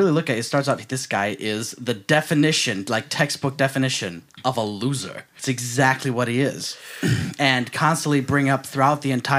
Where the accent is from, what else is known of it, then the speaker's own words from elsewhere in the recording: Racine, Wisconsin, United States; I come from Racine.